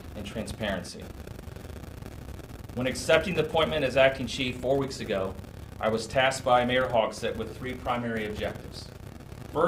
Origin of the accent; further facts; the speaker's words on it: Indianapolis, Indiana, United States; I grew up in West Indy